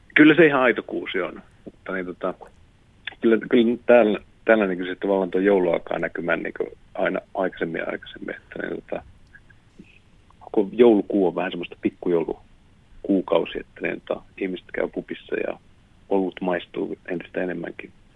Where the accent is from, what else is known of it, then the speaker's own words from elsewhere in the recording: Rovaniemi, Lapland, Finland; now in London, United Kingdom; minä olen Rovaniemeltä kotoisin, niin tota, sanoi, että niin tota, joulupukin paja niin mun lapsuuden kodin vieressä